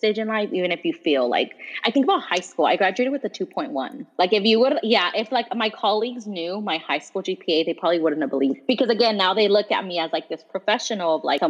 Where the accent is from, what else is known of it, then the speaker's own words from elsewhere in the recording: Salinas, California, United States; first language Spanish; English is a second language; moved away as an adult; also born or lived in Monterey / Seaside; from California. My parents, like my first language is Spanish. Of course I'm going to have an accent. But in Salinas